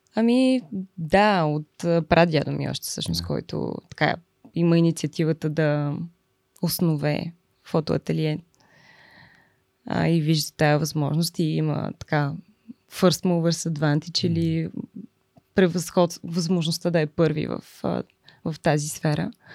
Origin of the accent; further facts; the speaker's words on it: Lyubimets, Haskovo Province, Bulgaria; moved away; аз съм от Любимец. Това е един много малък град